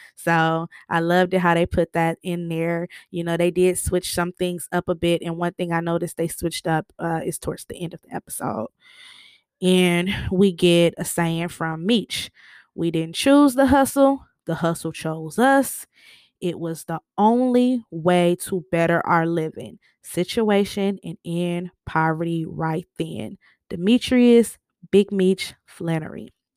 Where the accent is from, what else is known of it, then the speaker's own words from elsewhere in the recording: Michigan, United States; I'm from Michigan